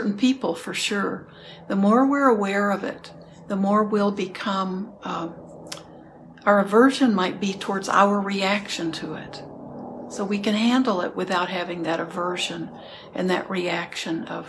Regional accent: Houston, Texas, United States; I grew up in Houston, so there are cockroaches

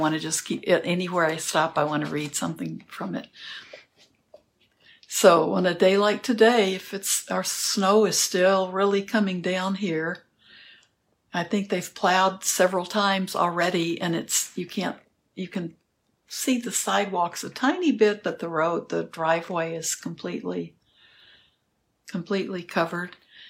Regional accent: the South, United States; And I'm from the South, of course, so I think that's part of the reason.

